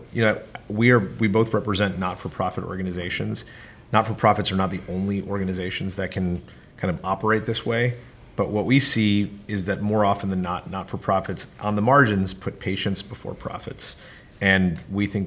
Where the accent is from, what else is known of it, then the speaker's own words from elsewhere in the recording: New Jersey, United States; I grew up in New Jersey, so like any good New Jersey person, you have to like a New York sports team.